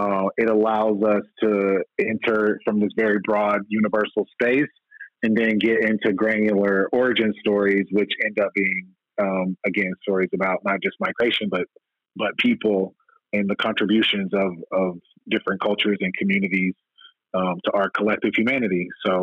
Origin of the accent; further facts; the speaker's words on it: the South, United States; as a Black person growing up in the South